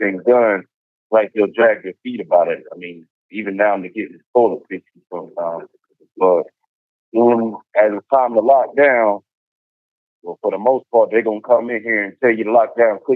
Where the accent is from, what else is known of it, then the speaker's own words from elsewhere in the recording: Burlington, North Carolina, United States; also born or lived in Bridgeport, Connecticut; I'm from Bridgeport, Connecticut, but I've been living in Burlington pretty much my whole life, Burlington, North Carolina